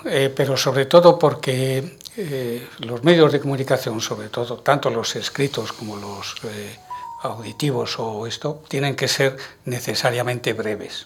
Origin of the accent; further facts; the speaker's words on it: Madrid, Community of Madrid, Spain; soy madrileño y de Chamberí